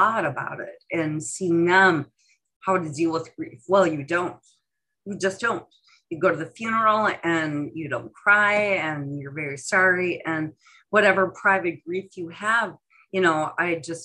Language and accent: English; Midwest, United States; Growing up in the Midwest